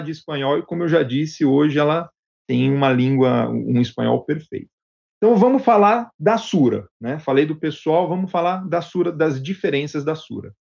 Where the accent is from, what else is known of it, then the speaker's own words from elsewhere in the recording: Brazil; moved away as an adult; now in Medellín, Colombia; eu fui o primeiro brasileiro a vir para o escritório corporativo em Medellín